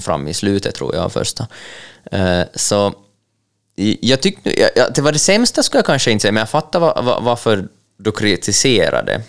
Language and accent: Swedish; Ostrobothnia, Finland; vi som finlandssvenskar och österbottningar